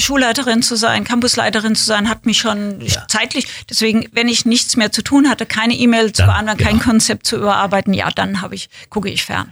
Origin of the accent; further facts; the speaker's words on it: Winnweiler, Rhineland-Palatinate, Germany; moved away; also born or lived in Kaiserslautern / Berlin; bin bei meiner Oma groß geworden in ja. Winnweiler, das ist ein Dorf daneben, aber ich bin in Kaiserslautern geboren